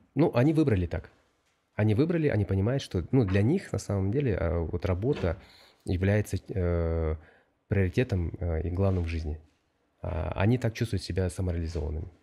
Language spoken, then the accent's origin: Russian; Bishkek, Kyrgyzstan; moved away as an adult; also born or lived in France / Almaty, Kazakhstan / Hong Kong; now in Boston, United States; конечно, Бишкек это мой родной город